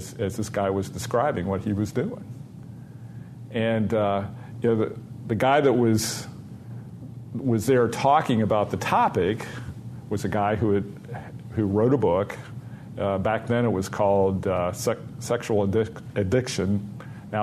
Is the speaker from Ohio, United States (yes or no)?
yes; Dayton, Ohio, United States; moved away; also born or lived in Rochester; my hometown, Dayton, Ohio